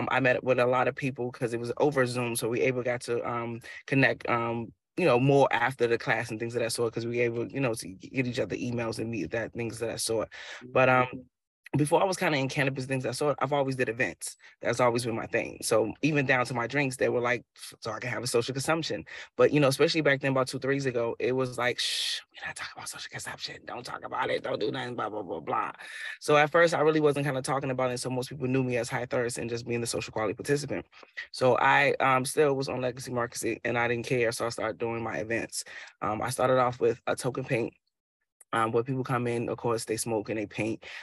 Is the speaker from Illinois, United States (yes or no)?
yes; Chicago, Illinois, United States; now in Boston, United States; I'm an entrepreneur here in Boston, Mass. I'm actually originally from Chicago.